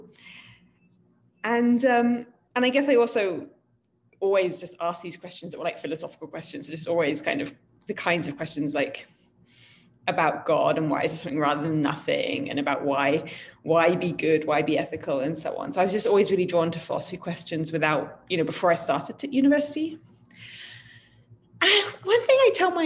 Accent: United Kingdom; I'm from Britain

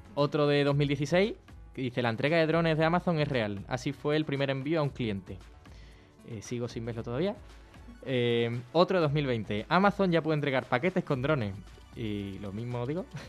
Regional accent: Rota, Andalusia, Spain; also born or lived in Seville; mi pueblo

